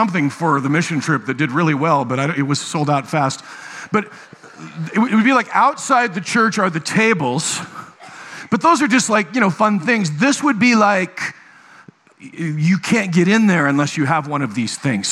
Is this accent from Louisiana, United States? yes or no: no; Nebraska, United States; moved away; I was raised in Nebraska